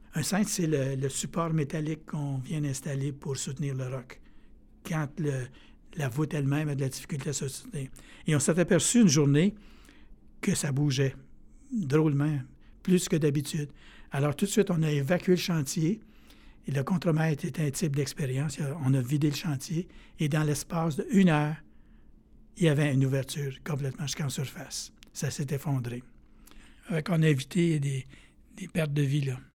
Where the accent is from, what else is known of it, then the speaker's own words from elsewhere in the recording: Abitibi, Quebec, Canada; moved away; je viens d'Abitibi